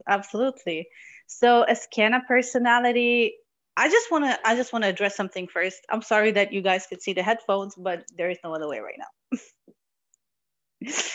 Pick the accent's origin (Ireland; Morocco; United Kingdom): Morocco; now in Germany; I was born in Morocco and I do speak Arabic and I'm very close to my culture